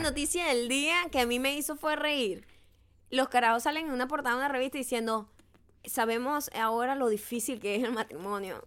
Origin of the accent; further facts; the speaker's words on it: Falcón, Venezuela; accent: Venezuelan; paraguanero; now in United States; Sigue siendo un acento venezolano, pero neutro